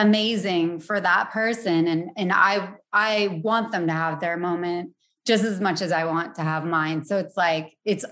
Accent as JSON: {"language": "English", "town": "Providence", "region": "Rhode Island", "country": "United States", "tie": "born or raised there", "said": "born and raised in Providence"}